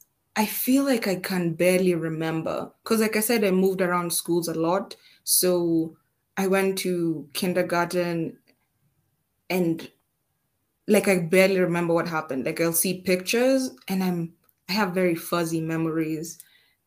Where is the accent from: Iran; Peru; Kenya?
Kenya; Siaya County; I actually grew up, like, the first few years of my life, I grew up in Siaya. So, you know, those sides of like Victoria with my grandmother